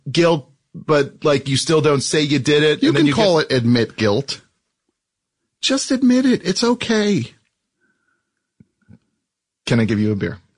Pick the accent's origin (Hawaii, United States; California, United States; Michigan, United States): Hawaii, United States; It's a type of juice that, uh, I grew up drinking in Hawaii.